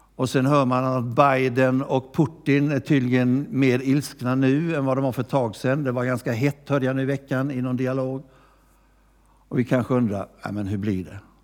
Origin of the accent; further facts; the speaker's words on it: Gnosjö, Jönköping County, Sweden; moved away; also born or lived in Växjö; jag har inte bott i Växjö så länge men jag har vuxit upp i Gnosjö